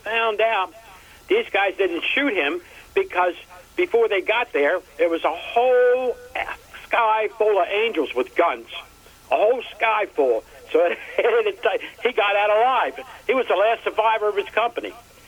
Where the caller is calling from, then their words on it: Baltimore, Maryland, United States; I'm calling from Baltimore.